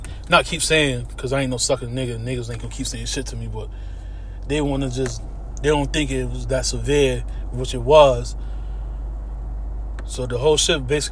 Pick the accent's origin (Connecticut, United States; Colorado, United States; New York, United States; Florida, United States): Connecticut, United States; Hartford; out here where I'm from, Connecticut. I'm from Hartford, Connecticut